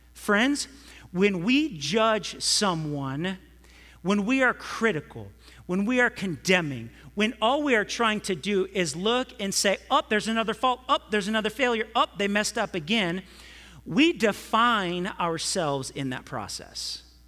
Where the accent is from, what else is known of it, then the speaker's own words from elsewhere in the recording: California, United States; I'm from California